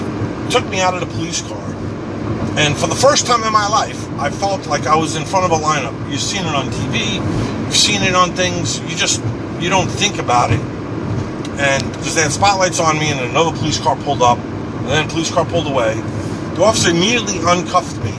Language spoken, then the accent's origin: English; Long Island, Suffolk County, New York, United States; moved away; also born or lived in Queens, New York City; I grew up in New York. I was born in Queens, New York City. And for the most part, I fairly grew up on Long Island in Suffolk County